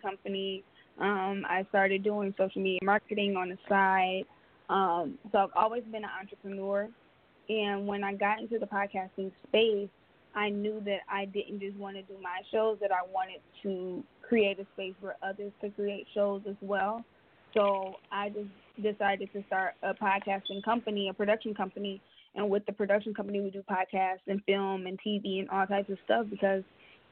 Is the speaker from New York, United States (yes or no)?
no; Detroit, Michigan, United States; now in San Diego, United States; I am was born and raised in Detroit, Michigan